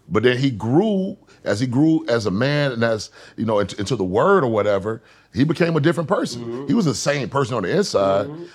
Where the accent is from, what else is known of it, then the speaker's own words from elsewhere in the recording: Atlanta, Georgia, United States; moved away as an adult; also born or lived in Los Angeles, California; I'm from Atlanta